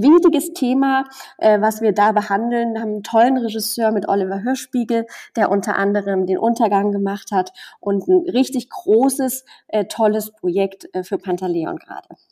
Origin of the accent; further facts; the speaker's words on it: near Chemnitz, Saxony, Germany; moved away; ich komme aus der Nähe von Chemnitz